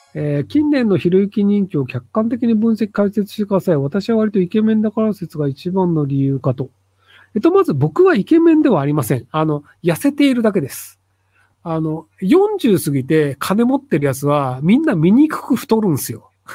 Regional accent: Kitakyushu, Fukuoka, Japan; 同じ北九州出身なんですけど

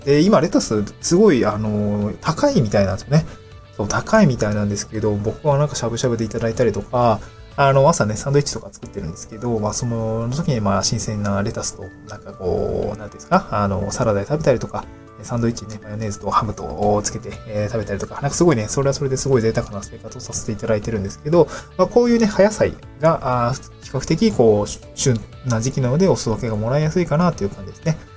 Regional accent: Niigata, Japan; moved away as an adult; also born or lived in Aomori / Tokyo; now in Awaji Island, Japan; 私はあの、新潟に生まれて、え雪国で18年ぐらい暮らして

